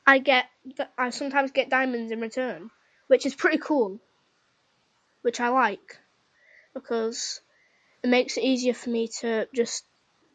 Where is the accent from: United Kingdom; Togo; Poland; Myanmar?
United Kingdom; I'm British